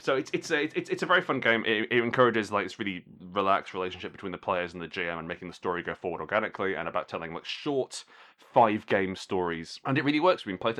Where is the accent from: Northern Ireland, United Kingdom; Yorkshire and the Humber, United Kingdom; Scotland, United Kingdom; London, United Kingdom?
Scotland, United Kingdom; Glasgow; also born or lived in Alexandria; I'm from Glasgow originally. I was born near Glasgow, a place called Alexandria. But I completely lost the accent.